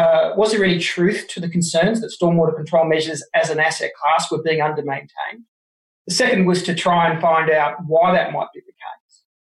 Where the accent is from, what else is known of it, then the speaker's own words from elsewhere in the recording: Wollongong, New South Wales, Australia; also born or lived in Jervis Bay; I was born in Wollongong, but I spent most of my time on school holidays hanging down at Jervis Bay